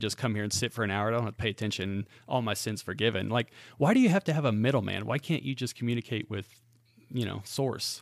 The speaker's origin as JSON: {"language": "English", "town": "Great Bend", "region": "Kansas", "country": "United States", "tie": "born or raised there", "moved": "yes", "lives_now": "Spring Hill, United States", "said": "I am from central Kansas. In fact, uh, this town I lived in was in the exact center geographically of the state of Kansas. It's called Great Bend, Kansas."}